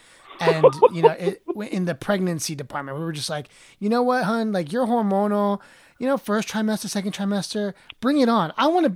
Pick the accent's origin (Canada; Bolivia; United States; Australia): Bolivia; so I'm Latino. I'm Bolivian. I'm not Mexican